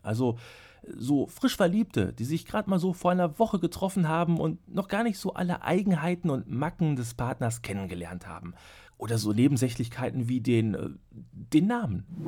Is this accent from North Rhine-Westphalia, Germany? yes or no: yes; Hamm, North Rhine-Westphalia, Germany; meiner Heimatstadt Hamm